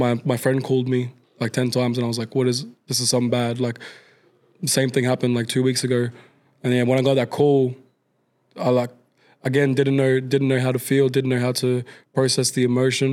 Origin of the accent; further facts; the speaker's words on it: Queensland, Australia; moved away; I grew up with back in Queensland